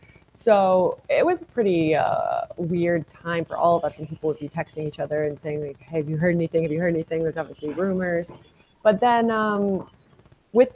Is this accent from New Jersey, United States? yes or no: yes; Northern New Jersey, United States; moved away as an adult; also born or lived in North Carolina; Yeah, so I'm originally from New Jersey, from Northern New Jersey.